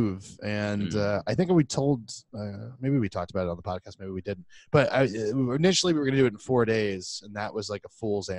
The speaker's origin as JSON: {"language": "English", "region": "Florida", "country": "United States", "said": "we're from Florida"}